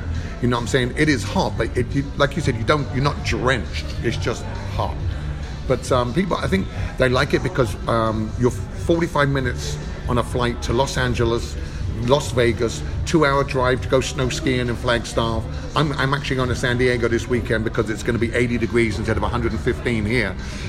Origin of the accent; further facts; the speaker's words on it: Ramsgate, South East England, United Kingdom; When I go home, they call me the Yank. You go, here comes the Yank. I went, bollocks, I'm from Ramsgate.